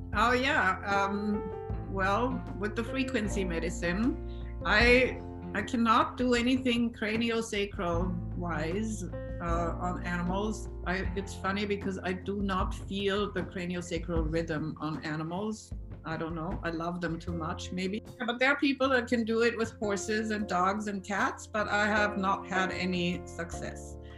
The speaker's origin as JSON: {"language": "English", "country": "Austria", "second_language": "English", "said": "I am from Austria. So please excuse my accent"}